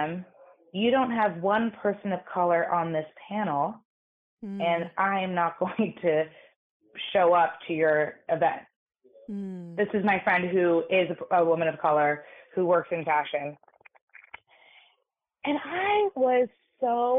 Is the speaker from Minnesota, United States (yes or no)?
no; New York City, New York, United States; I grew up in New York City in an all-girls private school